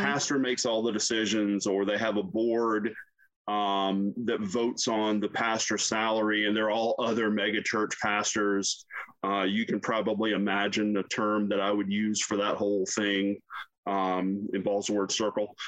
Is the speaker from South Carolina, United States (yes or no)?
yes; South Carolina, United States; I grew up in the deep South in South Carolina